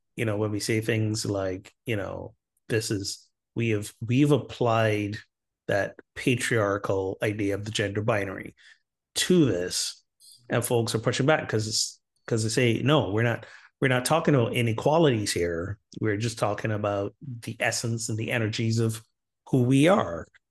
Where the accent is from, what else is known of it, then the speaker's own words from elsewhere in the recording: Barbados; my home country of Barbados